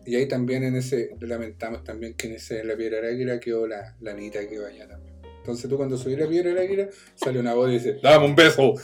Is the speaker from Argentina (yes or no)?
no; Chile; nuestro sur de Chile